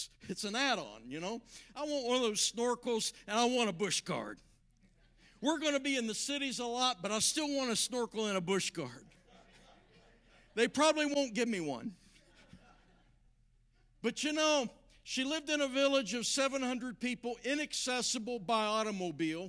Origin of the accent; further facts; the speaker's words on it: southern West Virginia, United States; moved away; I grew up in southern West Virginia